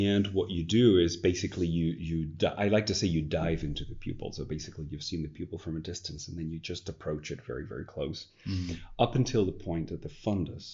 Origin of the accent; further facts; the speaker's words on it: Spain; also born or lived in United States; now in Netherlands; part of my family is American. I'm Spanish born